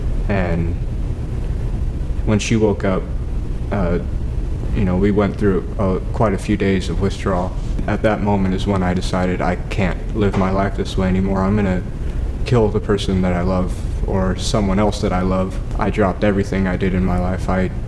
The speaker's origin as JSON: {"language": "English", "town": "Valley Springs", "country": "United States", "tie": "born or raised there", "said": "I grew up in Valley Springs."}